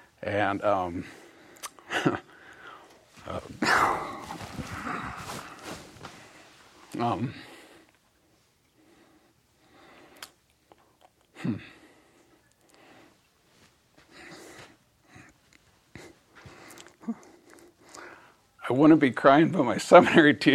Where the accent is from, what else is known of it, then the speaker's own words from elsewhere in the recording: Boise, Idaho, United States; I grew up in Boise